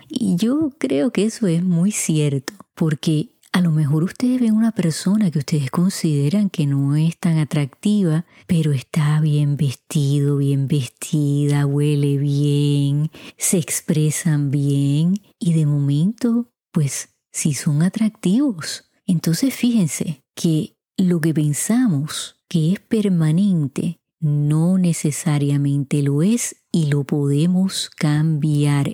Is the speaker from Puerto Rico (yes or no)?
yes; Puerto Rico; En mi país, Puerto Rico, decimos mucho